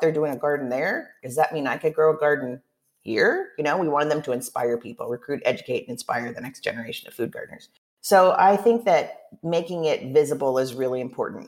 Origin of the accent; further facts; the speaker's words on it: Oregon, United States; now in Chicago, United States; I'm from Oregon originally and I was I grew up a food gardener